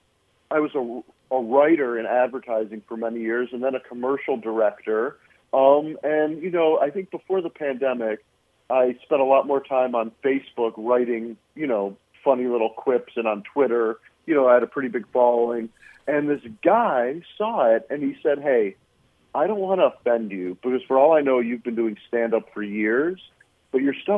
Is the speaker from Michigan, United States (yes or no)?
yes; Flint, Michigan, United States; moved away as an adult; also born or lived in San Francisco; I grew up in Flint, Michigan, where much of the movie is based.